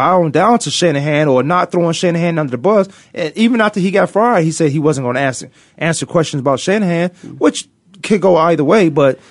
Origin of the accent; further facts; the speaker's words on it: Virginia, United States; I'm from Virginia